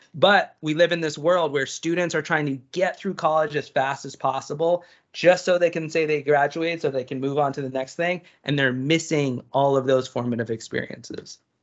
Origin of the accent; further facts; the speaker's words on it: East Coast, United States; I'm from the East Coast